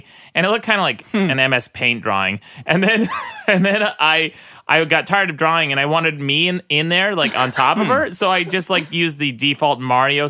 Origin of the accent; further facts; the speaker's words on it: Utah, United States; I grew up in Utah